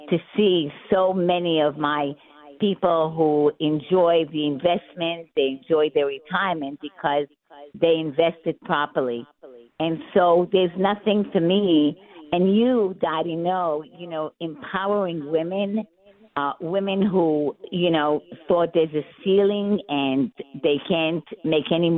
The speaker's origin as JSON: {"language": "English", "town": "New York City", "region": "New York", "country": "United States", "said": "I'm a girl from Brooklyn."}